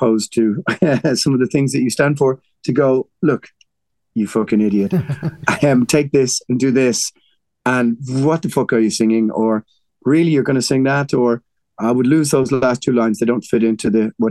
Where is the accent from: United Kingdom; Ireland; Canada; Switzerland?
Ireland; We're Irish